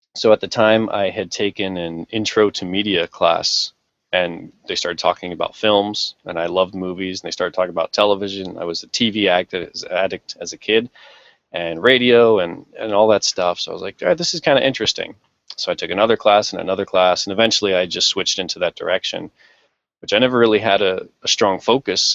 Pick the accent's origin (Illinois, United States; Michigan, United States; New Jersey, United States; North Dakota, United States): New Jersey, United States; Jersey City; moved away as an adult; now in Japan; my hometown of Jersey City